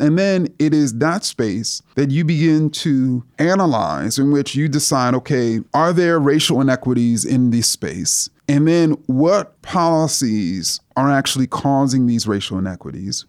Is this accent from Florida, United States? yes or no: no; New York City, New York, United States; when I was a student growing up in Jamaica, Queens